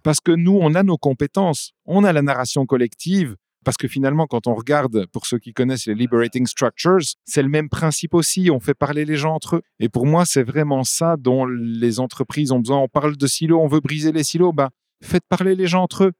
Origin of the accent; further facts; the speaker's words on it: Flanders, Belgium; first language French; also born or lived in Bavaria; je suis un Belge, je ne sais pas si c'est pure souche, mais je suis un francophone qui a grandi en Flandre. Dans le côté de la Flandre, pour ceux qui connaissent, on parle le ouest flamand